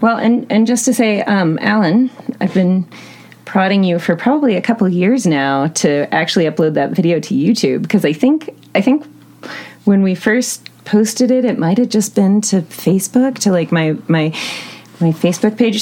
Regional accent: Western Montana, United States; moved away; I'm originally from Western Montana

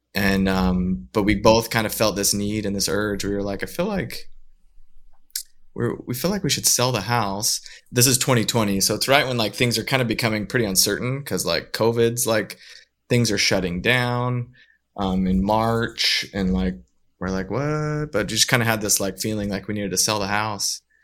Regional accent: northern Utah, United States; also born or lived in Southern California; now in Saint George, United States; we grew up in Utah

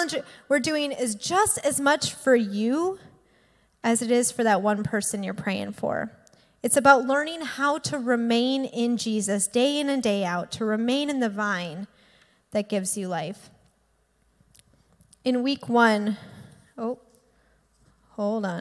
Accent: Green Bay, Wisconsin, United States; also born or lived in Milwaukee, Wisconsin; I went to UWM and I grew up in Green Bay

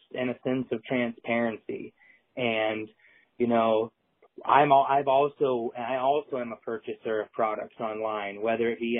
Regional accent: Iowa, United States; I grew up in the Midwest in Iowa, which was obviously a zero tolerance part of the country.

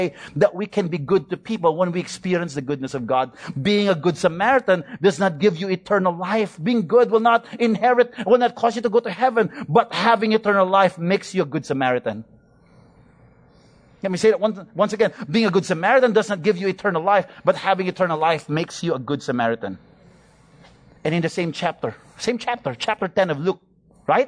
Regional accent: Philippines; I'm a Filipino

